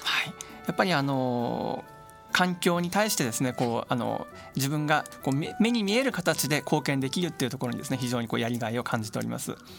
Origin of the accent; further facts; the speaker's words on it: Hachioji, Tokyo, Japan; also born or lived in Higashikurume, Tokyo / Mitaka, Tokyo / Osaka / Hokkaido; 私はですね東京出身でえっ、ー、と生まれは東久留米、えー、この近くですね、えー、育ちは八王子、えー、それから三鷹